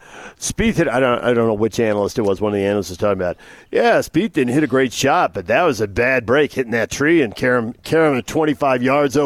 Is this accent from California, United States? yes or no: yes; San Diego, California, United States; also born or lived in Santa Barbara; growing up in San Diego